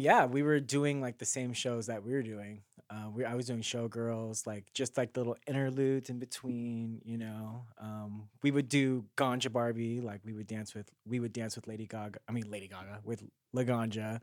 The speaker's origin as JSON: {"language": "English", "town": "Carson", "region": "California", "country": "United States", "said": "I am from Carson, California"}